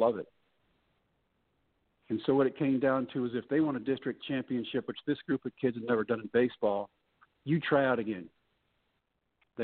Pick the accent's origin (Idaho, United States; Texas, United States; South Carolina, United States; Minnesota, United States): Texas, United States; I'm back in my home state